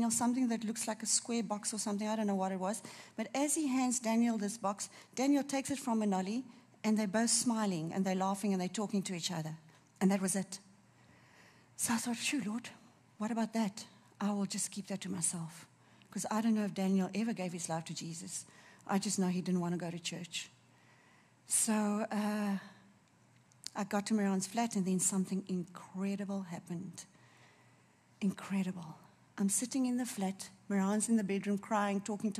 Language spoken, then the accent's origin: English; Durban, KwaZulu-Natal, South Africa; I'm from Durban